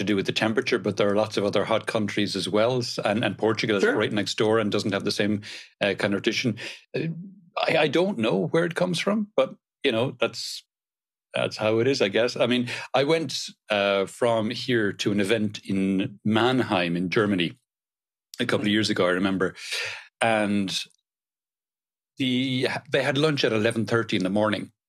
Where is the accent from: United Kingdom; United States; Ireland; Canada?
Ireland; Cork, Munster; moved away as an adult; now in Spain; I'm originally from Ireland, originally from Cork on the south coast of Ireland.